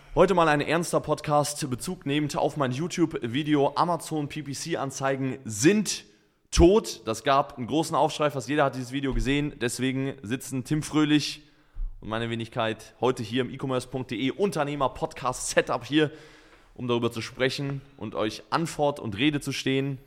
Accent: Germany; als Deutscher

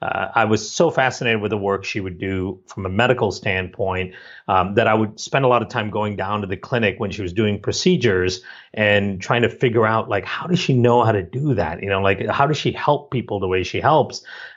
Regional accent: Malaysia; also born or lived in India; Growing up in Malaysia and India, you know, there's a big focus culturally on science and math and medicine.

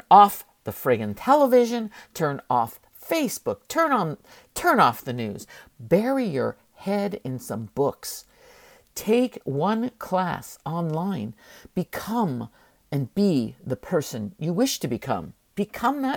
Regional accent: San Francisco, California, United States; we grew up very poor in San Francisco

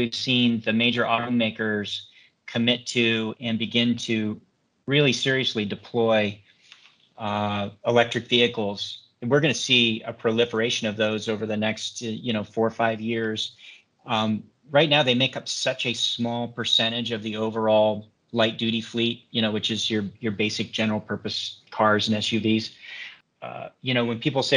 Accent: Washington, United States; my home state of Washington State

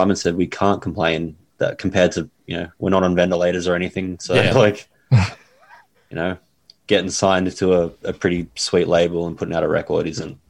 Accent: Australia; We're Australian.

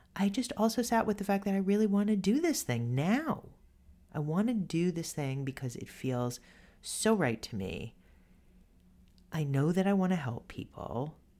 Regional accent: New York City, New York, United States; I grew up in Co-op City, this big apartment complex

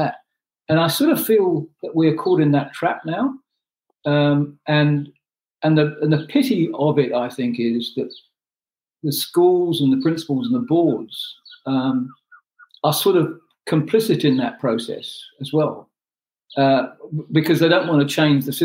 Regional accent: Pakistan; moved away as an adult; also born or lived in New Zealand / Cook Islands; now in New Plymouth, New Zealand; I was born in Pakistan. I came to New Zealand as an adult.

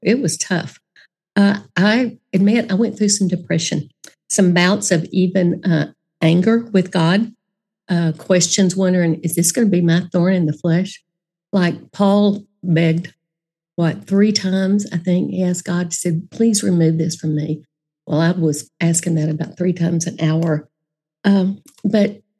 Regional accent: Dallas, Texas, United States; I grew up in Dallas.

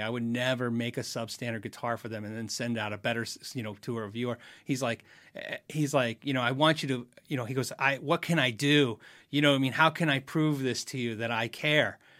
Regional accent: United States; I'm an American

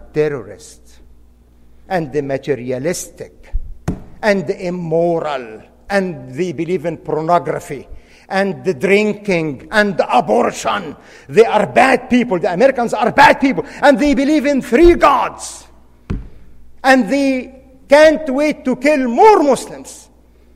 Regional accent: Egypt; moved away as an adult; now in United States; I was born and raised in Egypt, practiced law as a defense lawyer in my father's

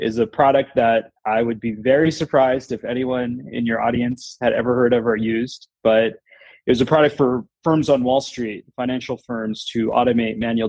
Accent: Florida, United States; moved away as an adult; also born or lived in San Francisco; It's a South Indian background, but I was born in Florida

